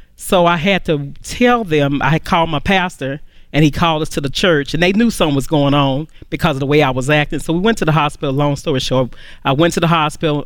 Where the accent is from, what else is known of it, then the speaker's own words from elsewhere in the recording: Dallas, Texas, United States; I'm from Dallas, Texas